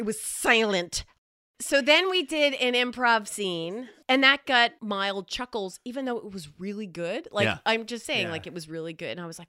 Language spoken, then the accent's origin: English; New Hampshire, United States; we're from New Hampshire.